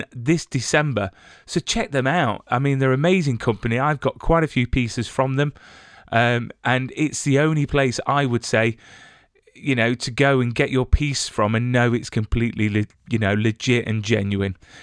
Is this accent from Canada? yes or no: no; England, United Kingdom; I'm English